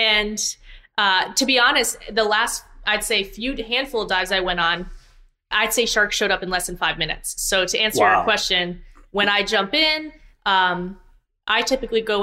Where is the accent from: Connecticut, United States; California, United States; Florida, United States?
Florida, United States; South; I'm from South Florida. I've been around the ocean almost my whole life